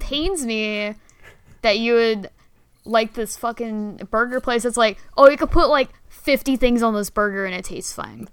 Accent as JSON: {"language": "English", "area": "Bay Area", "region": "California", "country": "United States", "tie": "born or raised there", "also_born_or_lived": "San Diego", "said": "I moved so to the Bay Area when I was like in kindergarten"}